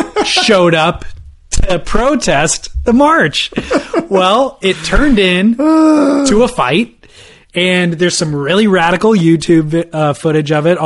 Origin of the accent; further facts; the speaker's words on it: Huntington Beach, California, United States; My kook is my hometown of Huntington Beach.